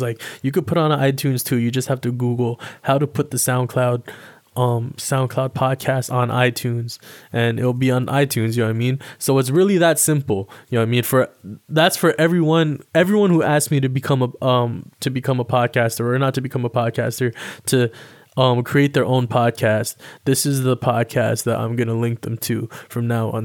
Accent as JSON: {"language": "English", "town": "Toronto", "region": "Ontario", "country": "Canada", "tie": "born or raised there", "also_born_or_lived": "Alabama", "said": "I live in Toronto, Ontario, Canada. Um, stayed out here for most of my life. And, um, I was originally born in the States. I was born in Alabama. And then I moved up here with my family when I was, like, damn near three years old"}